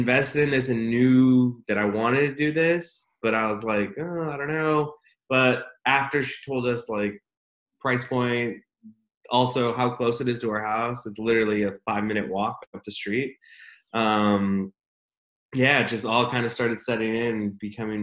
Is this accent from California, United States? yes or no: yes; Visalia, California, United States; also born or lived in West Covina, California; now in Austin, United States; I was ended up being raised, though, in the Central Valley of California, specifically in a little town called Visalia, California